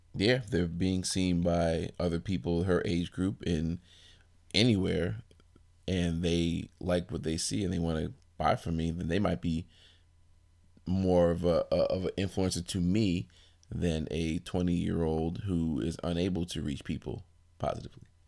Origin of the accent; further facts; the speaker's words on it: Brooklyn, New York, United States; I am originally from Brooklyn, New York